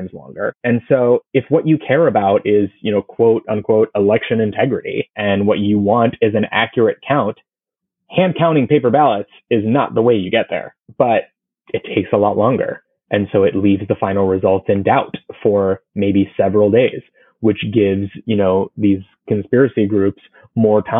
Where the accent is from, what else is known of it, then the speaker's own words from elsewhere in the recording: Florida, United States; my home state of Florida